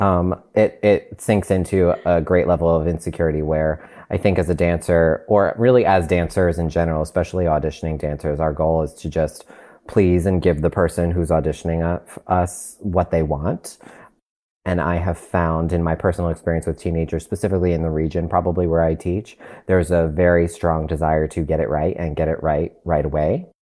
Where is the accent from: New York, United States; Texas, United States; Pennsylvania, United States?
New York, United States; Long Island; I'm originally from Long Island in New York